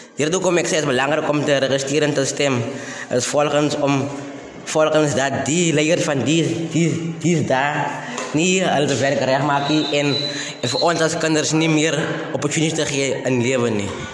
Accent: Jacobsdal, Free State, South Africa; ek as 'n inwoner van Jacobsdal, ek gaan skool by Ikanyeng gekombineerde skool.

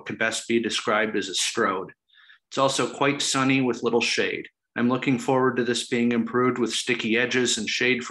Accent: Ann Arbor, Michigan, United States; I grew up in Ann Arbor near the north end of the corridor

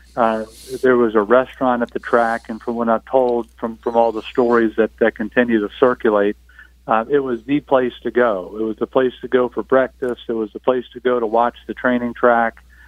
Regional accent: Northern Virginia, United States; I grew up in Northern Virginia

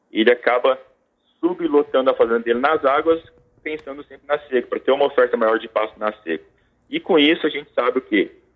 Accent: Maringá, Paraná, Brazil; maringaense, sou tecnista, formado pela Universidade Estadual de Maringá

